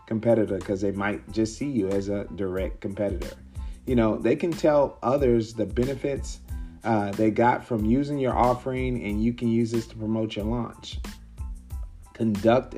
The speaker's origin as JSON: {"language": "English", "town": "Mesquite", "region": "Texas", "country": "United States", "tie": "born or raised there", "also_born_or_lived": "Dallas", "said": "my hometown. Mesquite, Texas is right next to Dallas."}